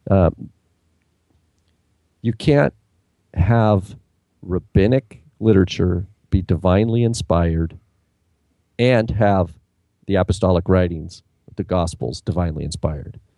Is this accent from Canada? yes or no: yes; Canada; Trust me, I'm a Canadian here.